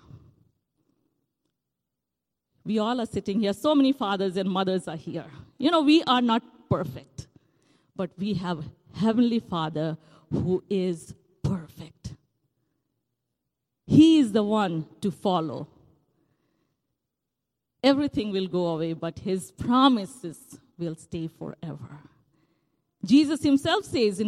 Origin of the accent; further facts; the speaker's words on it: India; moved away; Growing up in India